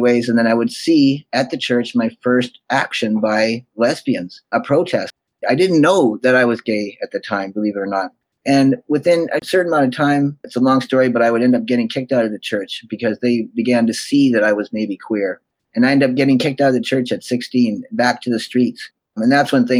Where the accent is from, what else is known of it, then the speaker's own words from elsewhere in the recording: Winnipeg, Manitoba, Canada; moved away; I was born in Winnipeg, Manitoba.